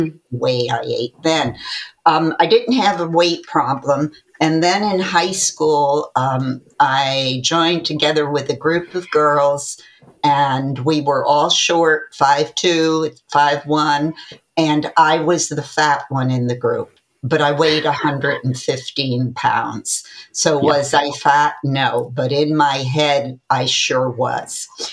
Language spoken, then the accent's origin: English; Connecticut, United States; I uh, am a native Connecticut born person